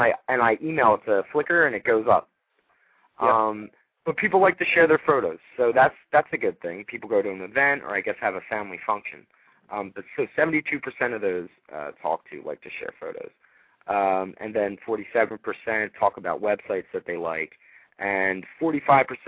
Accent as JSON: {"language": "English", "town": "Philadelphia", "region": "Pennsylvania", "country": "United States", "said": "I'm from Philadelphia."}